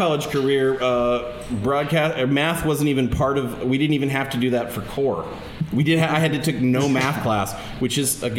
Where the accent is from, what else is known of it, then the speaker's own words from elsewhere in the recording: Bellevue, Nebraska, United States; I'm from Bellevue, and there was a place like that in Bellevue, which was like on Mission Avenue